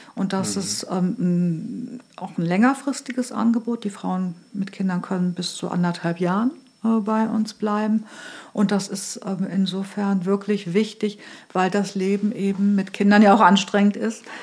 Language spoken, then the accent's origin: German; between Göttingen and Hanover, Lower Saxony, Germany; moved away as an adult; now in Hamburg, Germany; komme ursprünglich aus Niedersachsen, bin aufgewachsen zwischen Göttingen und Hannover.